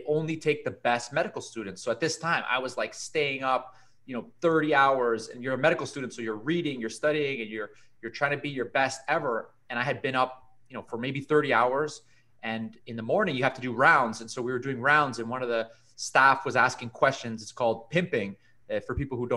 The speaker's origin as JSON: {"language": "English", "town": "Toronto", "region": "Ontario", "country": "Canada", "tie": "born or raised there", "also_born_or_lived": "Caribbean", "said": "I was born in Canada. My dad is Colombian immigrant. My mom is Canadian. I did all my schooling in Toronto up until university"}